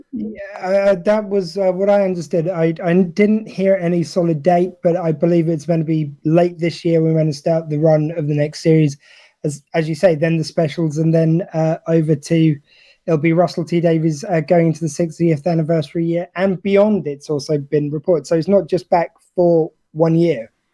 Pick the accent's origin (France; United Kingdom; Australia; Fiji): United Kingdom